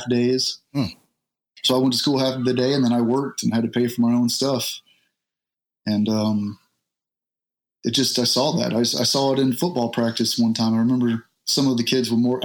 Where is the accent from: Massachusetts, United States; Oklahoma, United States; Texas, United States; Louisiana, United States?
Texas, United States; Southeast; moved away as an adult; Southeast Texas. I grew up in a small trailer park in Southeast Texas